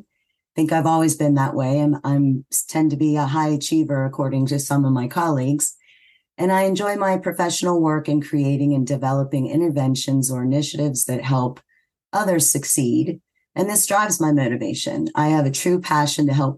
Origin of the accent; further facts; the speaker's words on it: Pennsylvania, United States; moved away as an adult; also born or lived in Virginia; now in West Virginia, United States; I am originally from Pennsylvania